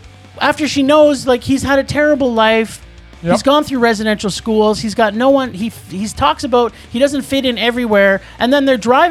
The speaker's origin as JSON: {"language": "English", "town": "Toronto", "region": "Ontario", "country": "Canada", "accent": "Torontonian", "said": "It's my Torontonian accent."}